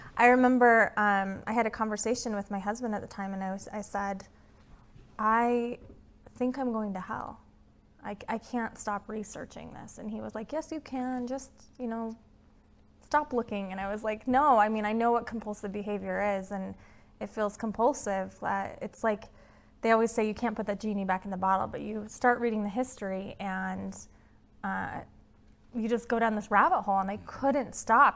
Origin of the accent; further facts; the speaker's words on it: Utah, United States; accent: Utah; my Utah accent